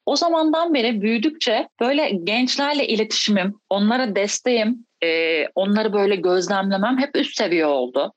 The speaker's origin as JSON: {"language": "Turkish", "region": "İzmir", "country": "Turkey", "tie": "born or raised there", "moved": "yes", "said": "İzmirliyim e, ve İzmir'de başladım basketbola. İlkokul e, 4. sınıfta"}